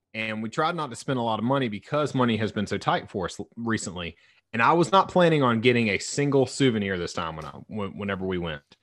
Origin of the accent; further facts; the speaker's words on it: the South, United States; I was raised in the South